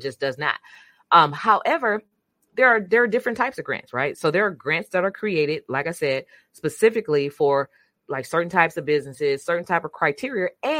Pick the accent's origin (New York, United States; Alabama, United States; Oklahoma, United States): Alabama, United States; Brundage; So, David, I am from Brundage, Alabama.